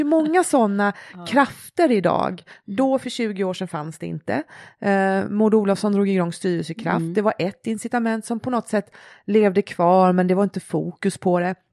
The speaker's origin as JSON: {"language": "Swedish", "country": "Sweden", "tie": "born or raised there", "said": "vara född och uppvuxen i Sverige"}